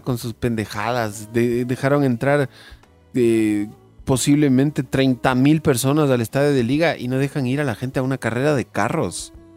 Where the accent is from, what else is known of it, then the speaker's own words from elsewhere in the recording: Ecuador; los ecuatorianos nos hicimos hinchas del United por el, por el Valencia